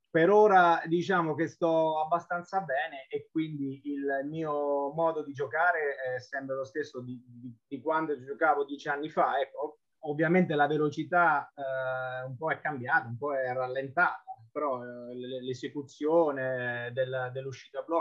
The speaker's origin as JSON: {"language": "Italian", "town": "Civitanova Marche", "region": "Marche", "country": "Italy", "also_born_or_lived": "Corato", "moved": "as an adult", "said": "io il primo anno che me ne sono andato da Civitanova Marche, avevo 22 anni, la, la, mia prima esperienza fuori casa è stata Corato"}